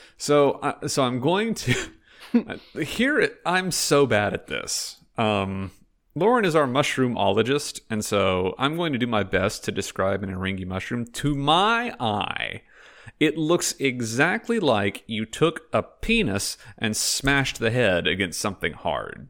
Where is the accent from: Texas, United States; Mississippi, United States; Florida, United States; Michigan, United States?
Texas, United States; Fort Worth; now in Vancouver, Canada; I'm originally from Fort Worth, Texas